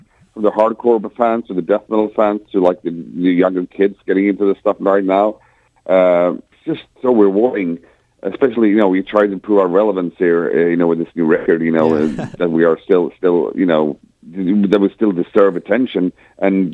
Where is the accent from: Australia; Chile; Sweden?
Sweden; We come from the Swedish fucking winter